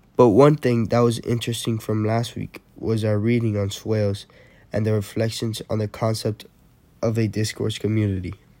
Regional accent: Miami, Florida, United States; I'm originally from Miami

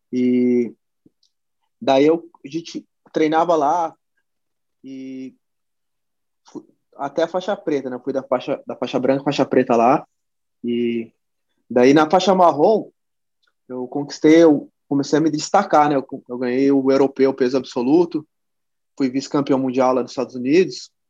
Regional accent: São José dos Campos, São Paulo, Brazil; Eu sou de São José dos Campos, cara. É... Sempre morei aqui desde criança. Nascido e criado aqui.

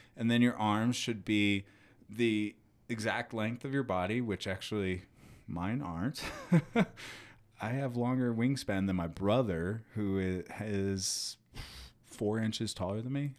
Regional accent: United States; I'm American

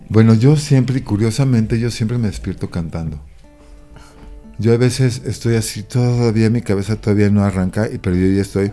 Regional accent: Mexico

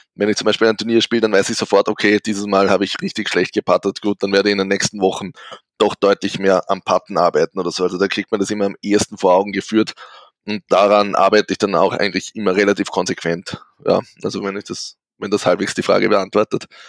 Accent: St. Pölten, Lower Austria, Austria; Bin eben aus Österreich, genauer aus St. Pölten

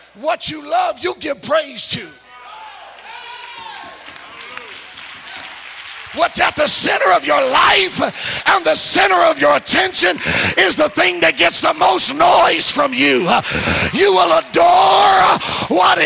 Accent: California, United States; I'm from California

